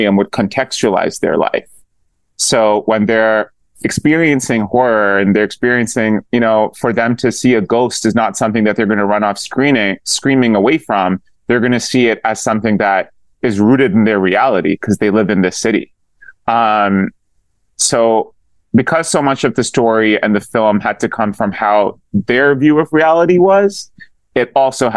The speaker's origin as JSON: {"language": "English", "country": "Pakistan", "tie": "born or raised there", "said": "I did religious studies growing up in Pakistan"}